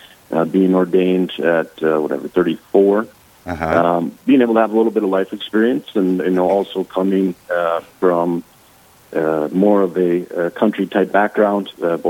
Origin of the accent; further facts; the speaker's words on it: Minot, North Dakota, United States; Born and raised in Minot.